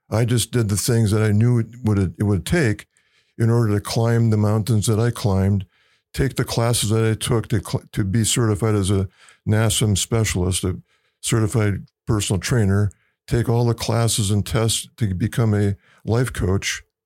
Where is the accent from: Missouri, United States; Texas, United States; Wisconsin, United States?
Wisconsin, United States; moved away as an adult; I grew up in Wisconsin